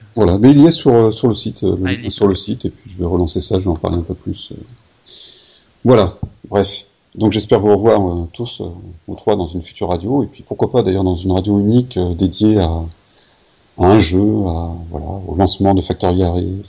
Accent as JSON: {"language": "French", "region": "Corsica", "country": "France", "said": "moi je suis corse"}